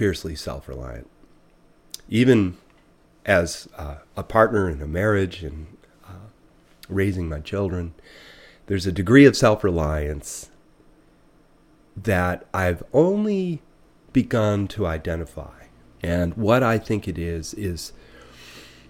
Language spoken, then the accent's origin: English; Buffalo, New York, United States; now in Lincoln, Vermont, United States; I grew up in Buffalo